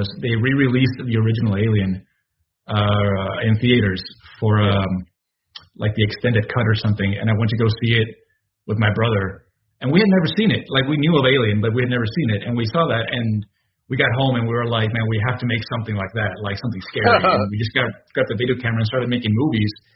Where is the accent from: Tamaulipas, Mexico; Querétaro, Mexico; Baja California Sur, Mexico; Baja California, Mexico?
Tamaulipas, Mexico; Nuevo Laredo; moved away as an adult; now in Austin, United States; I'm originally from Nuevo Laredo, Mexico. That's right on the border with Texas. It's like Laredo and Nuevo Laredo. So I grew up on the Mexican side of the border